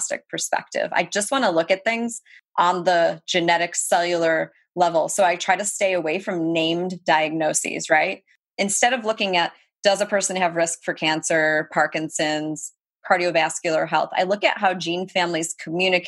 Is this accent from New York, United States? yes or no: yes; Rochester, New York, United States; I say upstate New York. I mean, it's way upstate, right? Rochester.